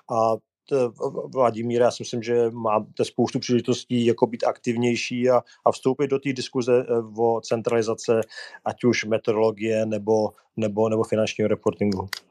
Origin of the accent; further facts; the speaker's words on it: Czechia; jako Češi